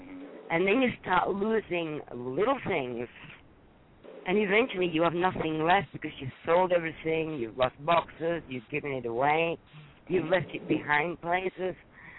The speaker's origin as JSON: {"language": "English", "town": "Wakefield", "region": "Yorkshire and the Humber", "country": "United Kingdom", "tie": "born or raised there", "moved": "as an adult", "lives_now": "United States", "said": "Close to my hometown, I'm from Wakefield."}